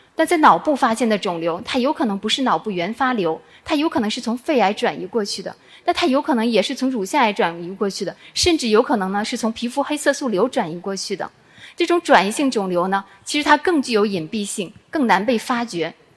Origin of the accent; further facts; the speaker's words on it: Guangdong, China; 我们广东人特别喜欢吃的海鲜，生蚝、海嘎